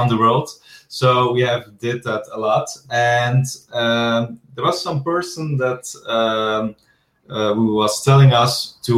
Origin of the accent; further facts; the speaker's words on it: Ghent, Flanders, Belgium; And I am from Ghent.